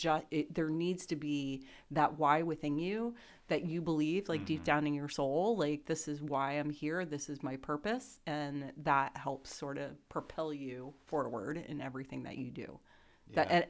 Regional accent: New Jersey, United States; So I grew up in New Jersey, but I worked in New York for about 25 years.

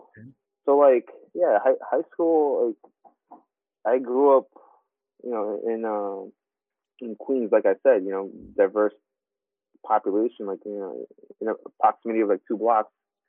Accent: Philippines; now in United States; even I grew up in the Philippines, like, learning about, you know, Filipino culture, Filipino history.

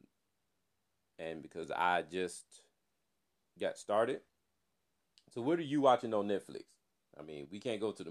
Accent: Clarksdale, Mississippi, United States; the city of Clarksdale, my hometown

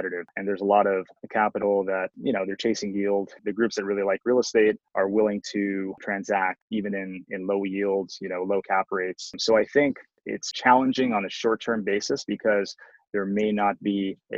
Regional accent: Bay Area, California, United States; I grew up in the Bay Area

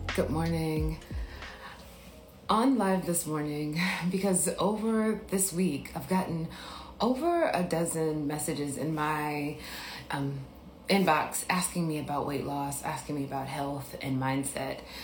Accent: Biloxi, Mississippi, United States; moved away; I'm from Mississippi

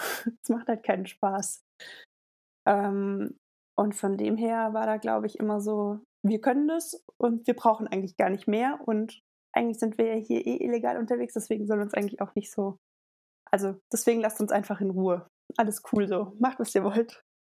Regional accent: Linsengericht, Hesse, Germany; moved away as an adult; now in Innsbruck, Austria; bin äh, in Hessen, in Linsengericht aufgewachsen

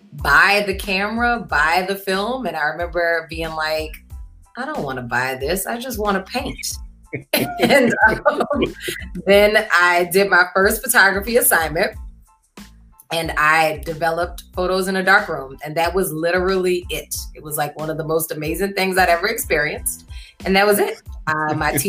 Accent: New Orleans, Louisiana, United States; moved away as an adult; also born or lived in New York; I am born and bred in New Orleans. I finished high school at Ursuline Academy

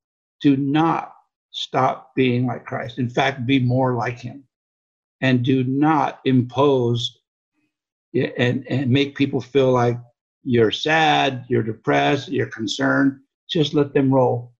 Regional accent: Los Angeles, California, United States; also born or lived in Hawaii; I was born in Hawaii and raised in Southern California in the South Bay area of Los Angeles

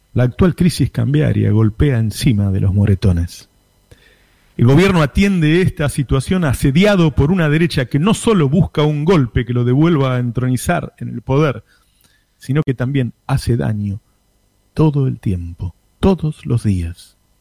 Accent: El Talar, Buenos Aires Province, Argentina; Me recordó mi niñez en la Villa La Paloma, en Talar

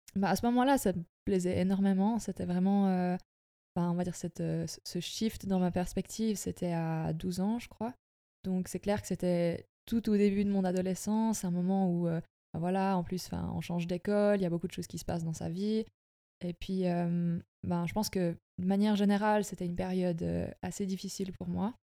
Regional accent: Sonceboz-Sombeval, Bernese Jura, Switzerland; also born or lived in Fribourg; je viens de la région du Jura bernois. j'ai grandi à sanspo val

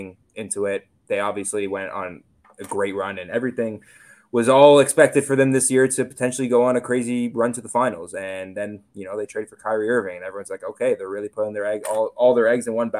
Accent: Toronto, Ontario, Canada; I'm from Toronto

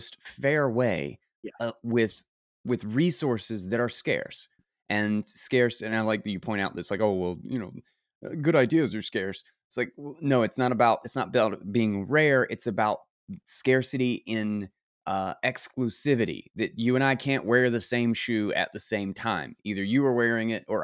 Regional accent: North Carolina, United States; accent: southern; I'm not from Mississippi, but good old North Carolina

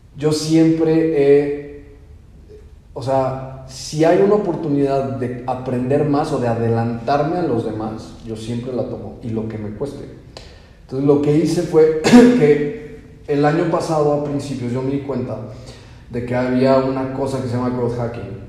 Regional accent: Mexico; moved away; siendo mexicanos

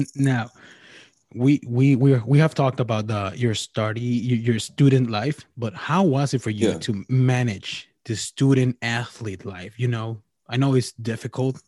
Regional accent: Mexico; I'm from Mexico

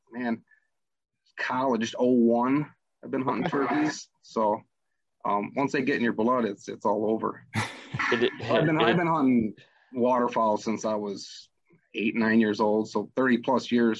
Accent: Northern Illinois, United States; probably 15 minutes from Dave, Northern Illinois.

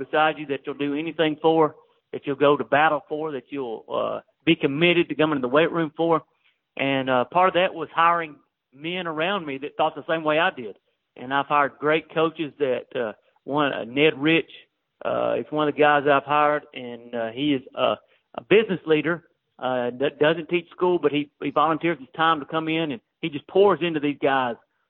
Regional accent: Waynesboro, Tennessee, United States; now in Mount Pleasant, United States; where I grew up in Waynesboro, Tennessee

